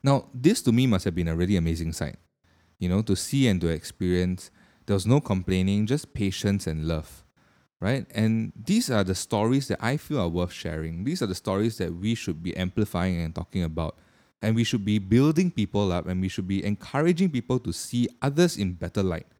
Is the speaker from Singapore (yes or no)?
yes; Singapore; being a Singaporean myself